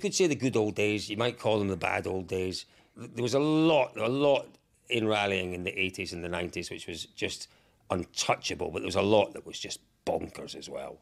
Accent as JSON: {"language": "English", "region": "Scotland", "country": "United Kingdom", "said": "I'm from Scotland"}